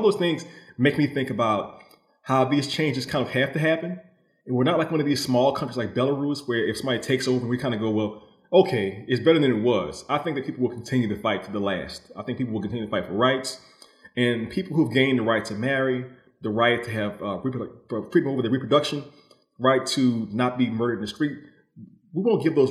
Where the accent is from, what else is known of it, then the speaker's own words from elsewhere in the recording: New Orleans, Louisiana, United States; I come from New Orleans, which is a very optimistic place